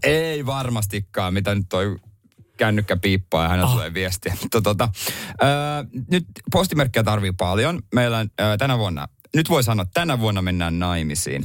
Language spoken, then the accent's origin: Finnish; Ostrobothnia, Finland; moved away; mä oon lapsuudessa kotona Pohjanmaalla